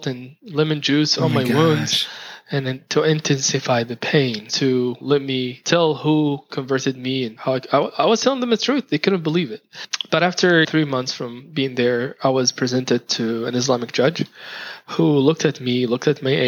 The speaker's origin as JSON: {"language": "English", "country": "Saudi Arabia", "moved": "yes", "said": "I was from Saudi Arabia"}